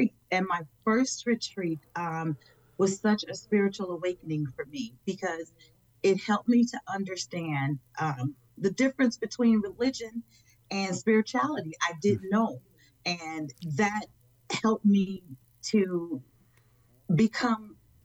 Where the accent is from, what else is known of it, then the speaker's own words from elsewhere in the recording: Chicago, Illinois, United States; I am from Chicago, Illinois